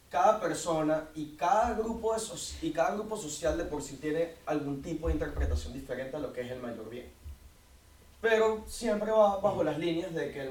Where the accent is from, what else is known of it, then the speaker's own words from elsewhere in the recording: Caracas, Capital District, Venezuela; eh, soy de Caracas, Venezuela.